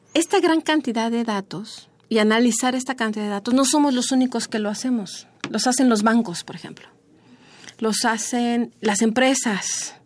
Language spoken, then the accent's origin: Spanish; Mexico; como mexicanos